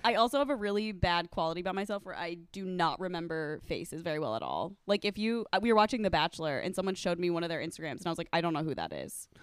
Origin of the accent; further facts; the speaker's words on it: Omaha, Nebraska, United States; moved away; I'm from Nebraska